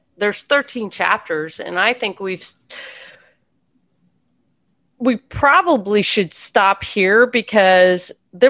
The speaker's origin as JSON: {"language": "English", "country": "United States", "said": "we can appreciate that as Americans."}